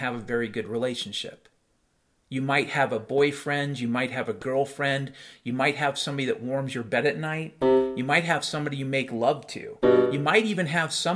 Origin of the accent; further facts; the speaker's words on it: United States; I'm Irish, and I'm American